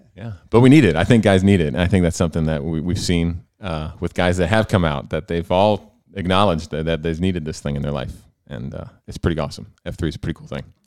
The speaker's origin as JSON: {"language": "English", "town": "Selinsgrove", "region": "Pennsylvania", "country": "United States", "tie": "born or raised there", "said": "I grew up in Sealham's Grove, which is right, right down the road, rival of Danville in many ways"}